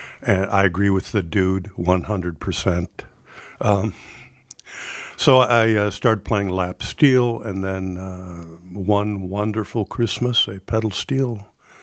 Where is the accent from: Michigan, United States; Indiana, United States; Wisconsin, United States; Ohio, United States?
Wisconsin, United States; Madison; born or raised there; also born or lived in Basilan Island, Philippines; now in Fox Cities, United States